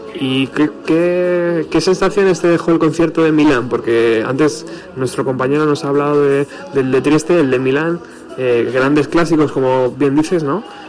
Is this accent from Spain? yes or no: yes; Spain; fan español